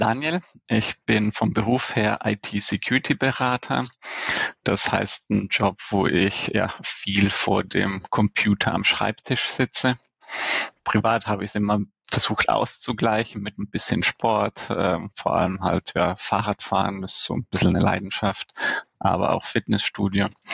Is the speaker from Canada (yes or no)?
no; Italy; mich als Italiener